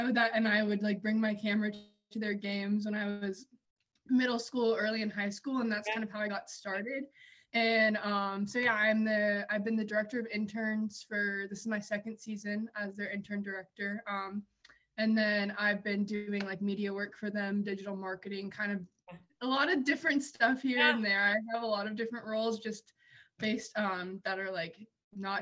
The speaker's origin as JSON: {"language": "English", "town": "Wake Forest", "region": "North Carolina", "country": "United States", "said": "I'm from Wake Forest"}